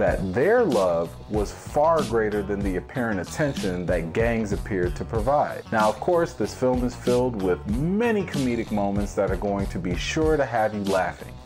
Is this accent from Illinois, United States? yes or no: yes; Chicago, Illinois, United States; As a Chicagoan